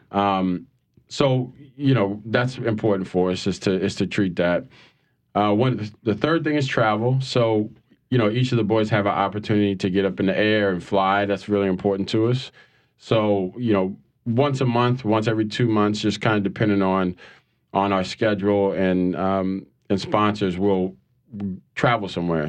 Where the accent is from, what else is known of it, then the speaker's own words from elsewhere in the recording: New Orleans, Louisiana, United States; I'm from New Orleans. Um, born and raised